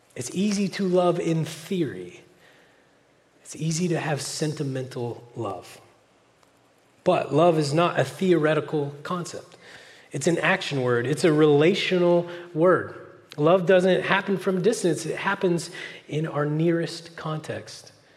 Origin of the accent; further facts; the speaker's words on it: Oklahoma, United States; moved away as an adult; now in California, United States; I'm from Oklahoma originally, but I've lived in California eight years now